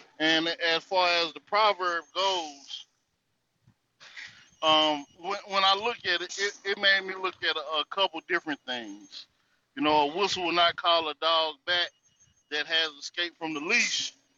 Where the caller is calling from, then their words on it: North Carolina, United States; I'm calling from the North Carolina territory.